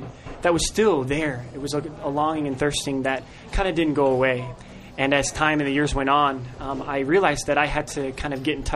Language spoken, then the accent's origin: English; Nebraska, United States; moved away; I'm originally from Nebraska